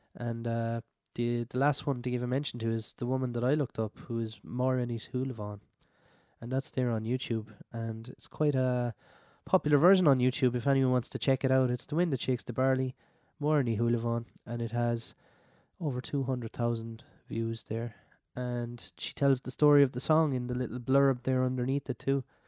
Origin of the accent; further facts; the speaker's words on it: Clare, Munster, Ireland; I'm from Clare, west of Ireland, it was all tunes growing up